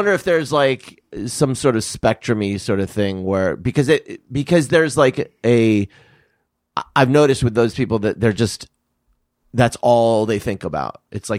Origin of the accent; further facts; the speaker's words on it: Southwest, United States; I'm from Southwest.